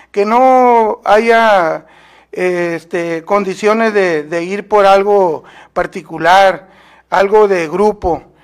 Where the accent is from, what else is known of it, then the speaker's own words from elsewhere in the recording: Guatabampo, Sonora, Mexico; born there; also born or lived in Hermosillo; soy nacido en Guatabampo, Sonora, pero desde que salí a estudios a Hermosillo